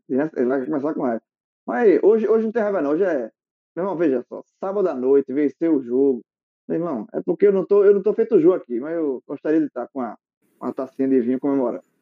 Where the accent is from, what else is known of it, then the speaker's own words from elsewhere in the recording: Barbacena, Minas Gerais, Brazil; quando eu era pequeno, uma criança, quando eu era pequeno lá em Barbacena